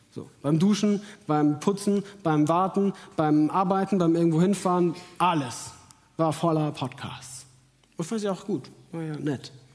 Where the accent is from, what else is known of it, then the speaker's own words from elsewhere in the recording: Munich, Bavaria, Germany; moved away as an adult; in meine Heimat nach München